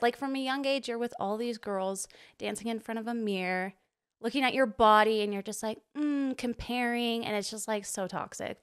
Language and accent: English; Provo, Utah, United States; grew up, like, born and raised Provo, Utah